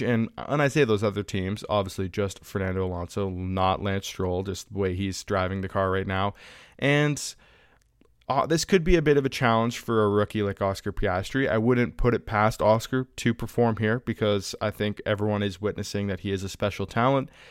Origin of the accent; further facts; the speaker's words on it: Canada; I'm Canadian